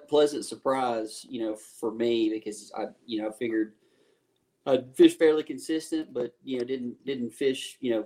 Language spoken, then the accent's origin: English; Knoxville, Tennessee, United States; Knoxville, which is my hometown